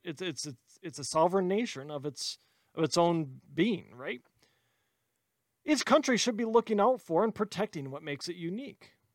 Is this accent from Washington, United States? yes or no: no; Wisconsin, United States; I'm from Wisconsin